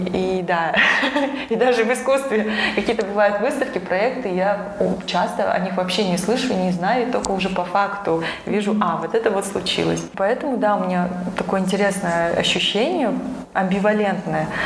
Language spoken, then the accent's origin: Russian; Astana, Kazakhstan; moved away as an adult; now in Almaty, Kazakhstan; я, хотя родилась в Астане, и у меня семья здесь, все родственники